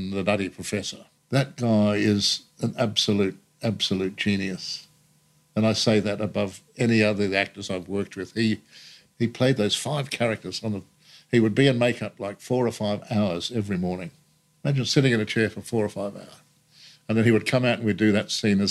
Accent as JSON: {"language": "English", "town": "Renmark", "region": "South Australia", "country": "Australia", "tie": "born or raised there", "moved": "yes", "said": "from my hometown"}